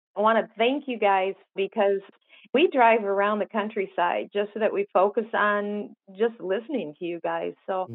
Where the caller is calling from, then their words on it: Kalamazoo, Michigan, United States; I'm from Kalamazoo, Michigan.